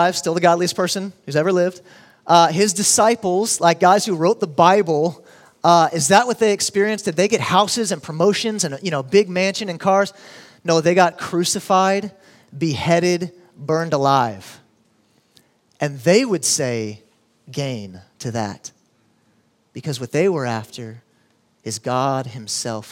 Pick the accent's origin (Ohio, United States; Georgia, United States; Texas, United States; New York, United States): Texas, United States; Houston; now in Austin, United States; I grew up in Houston